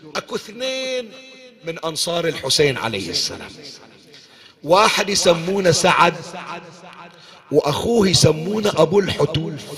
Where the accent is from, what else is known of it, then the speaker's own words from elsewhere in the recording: Bahrain; عندنا بالبحرين